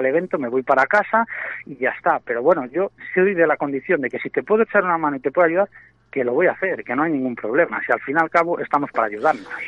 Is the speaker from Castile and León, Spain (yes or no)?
yes; Valladolid, Castile and León, Spain; also born or lived in Arroyo de la Encomienda; yo soy de Valladolid, aunque resido ahí mismo, donde tenéis la emisora, en Arroyo, pero, pero soy de Valladolid